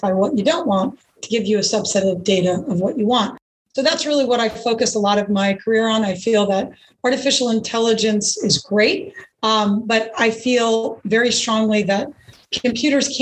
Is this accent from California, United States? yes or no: no; Catskill Mountains, New York, United States; I grew up in the Northeast, actually, New York. I grew up in the Catskill Mountains.